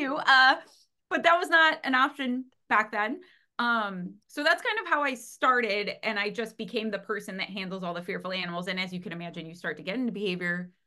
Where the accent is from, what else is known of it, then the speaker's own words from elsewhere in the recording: Cleveland, Ohio, United States; I'm from America, Cleveland, Ohio